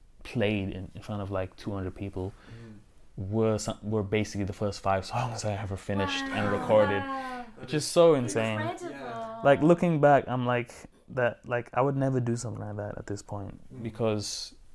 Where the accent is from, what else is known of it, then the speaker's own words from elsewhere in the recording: Singapore; moved away; growing up in Asia, in which there's a lot of pressure to succeed academically